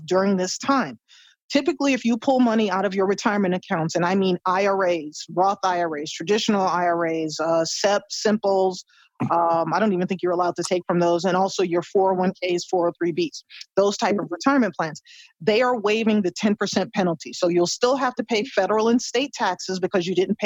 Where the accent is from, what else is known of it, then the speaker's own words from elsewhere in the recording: United States; as an American